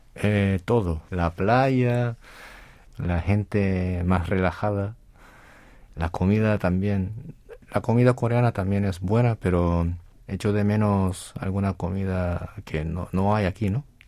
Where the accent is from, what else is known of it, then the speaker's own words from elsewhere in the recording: Las Palmas de Gran Canaria, Canary Islands, Spain; moved away as an adult; now in South Korea; nací en España y me vine cuando tenía 18